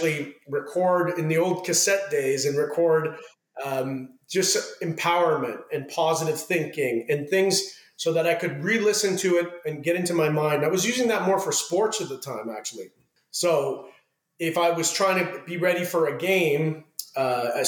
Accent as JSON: {"language": "English", "town": "Ottawa", "region": "Ontario", "country": "Canada", "tie": "born or raised there", "moved": "as an adult", "lives_now": "Los Angeles, United States", "said": "I grew up in Ottawa, Canada, which is the capital of Canada."}